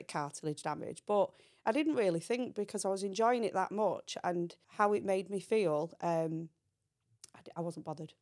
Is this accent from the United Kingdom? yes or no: yes; Manchester, North West England, United Kingdom; also born or lived in Belfast; I came from Belfast. Um, we moved to Manchester, and that's where my life started